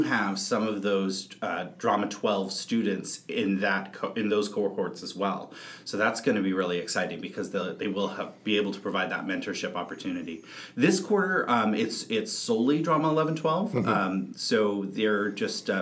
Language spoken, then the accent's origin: English; San Francisco, California, United States; moved away as an adult; now in British Columbia, Canada; I am originally from San Francisco, California, and moved here to BC about 3 years ago